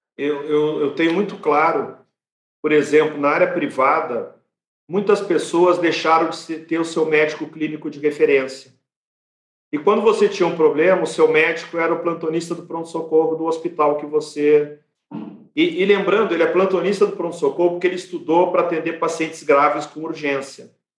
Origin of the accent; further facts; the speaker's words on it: Brazil; como brasileiros